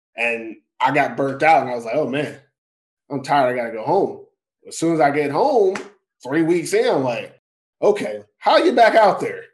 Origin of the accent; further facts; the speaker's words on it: Texas, United States; moved away as an adult; now in Finland; I'm from Texas